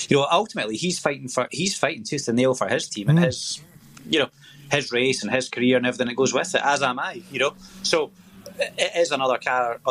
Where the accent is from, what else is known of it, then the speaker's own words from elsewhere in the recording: Scotland, United Kingdom; we're tight as Scottish